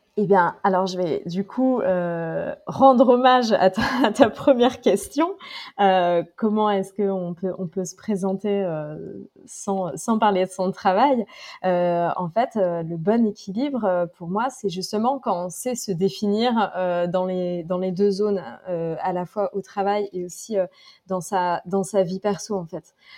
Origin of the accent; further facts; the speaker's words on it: Drôme, Auvergne-Rhône-Alpes, France; also born or lived in Lyon / Paris; now in Istanbul, Turkey; je viens de la Drôme, dans le sud-est de la France, j'ai vécu à Lyon, à Paris et maintenant j'habite, j'habite à Istanbul